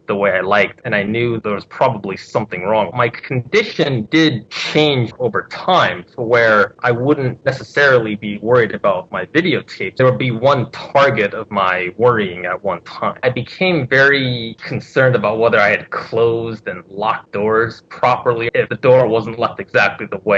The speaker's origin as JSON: {"language": "English", "region": "Southern California", "country": "United States", "said": "I'm from Southern California"}